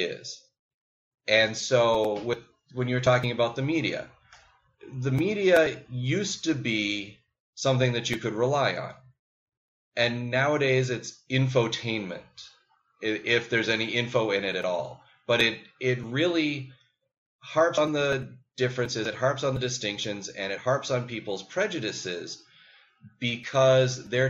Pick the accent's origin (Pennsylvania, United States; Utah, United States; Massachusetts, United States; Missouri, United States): Massachusetts, United States; Boston; moved away; I'm from Boston, born and raised, graduated from Boston Public Schools.